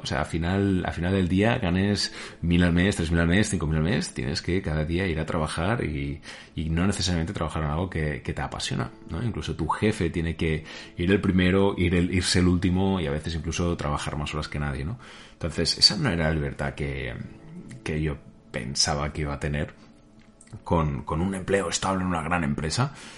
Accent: Spain; moved away as an adult; also born or lived in United States; nací, he nacido aquí en España

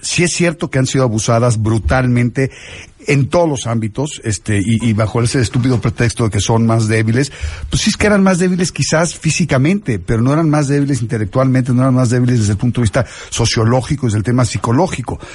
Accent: Mexico; soy un mexicano que, que disfruta lo que hace, que, que ama a México

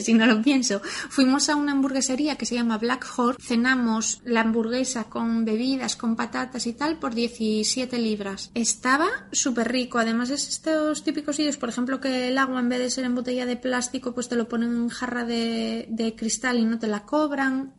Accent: Asturias, Spain; accent: Asturian; soy de Asturias, soy asturiana. El acento me va a delatar en algún momento

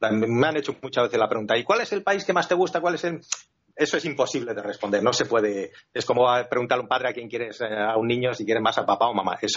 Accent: Finland; born there; also born or lived in Spain; yo soy una persona que nací en Escandinavia, en Finlandia, eh, he ido y he vuelto tanto a Finlandia como a España, he mezclado en mi juventud bastantes veces

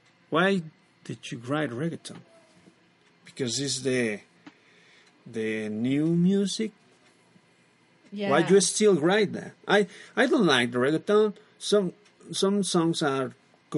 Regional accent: Mexico; English is a second language; We are from Mexico

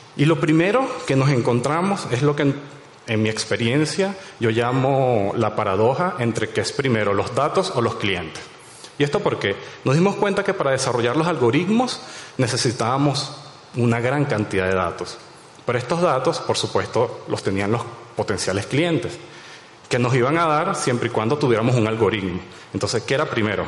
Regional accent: Venezuela; soy de allá

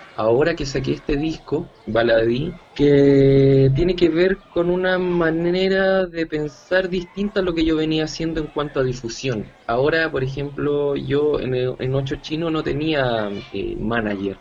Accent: Santiago, Santiago Metropolitan Region, Chile; also born or lived in Buenos Aires; soy un músico chileno, nacido y criado en Santiago de Chile

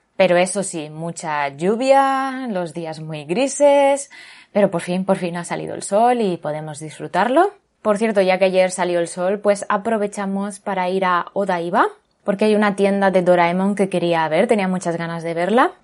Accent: Barcelona, Catalonia, Spain; moved away as an adult; now in Japan; ahí en Barcelona, mi ciudad natal

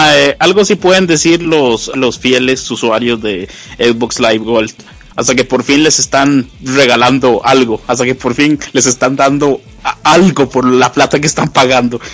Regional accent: Costa Rica; es un podcast eh, hecho en Costa Rica. Los que lo hacemos somos costarricenses

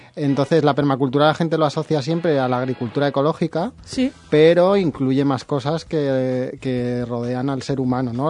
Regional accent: Madrid, Community of Madrid, Spain; now in Valencia, Spain; Yo soy de Madrid

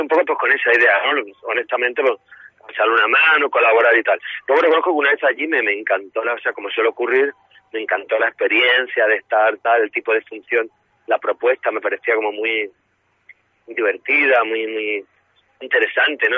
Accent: Málaga, Andalusia, Spain; moved away; mi tierra

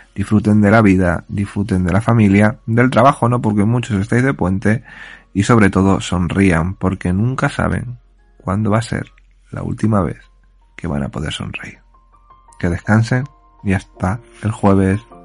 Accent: Puertollano, Castilla-La Mancha, Spain; yo, que soy de Puerto Llano

